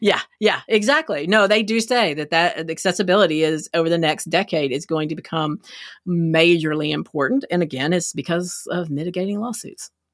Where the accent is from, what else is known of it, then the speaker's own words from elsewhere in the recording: Texas, United States; I'm from Texas